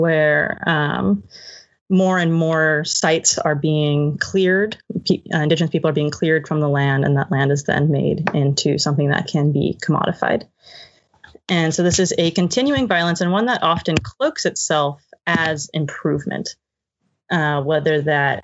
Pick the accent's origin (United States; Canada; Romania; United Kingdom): United States; Arizona; now in Brooklyn, United States; I grew up in Arizona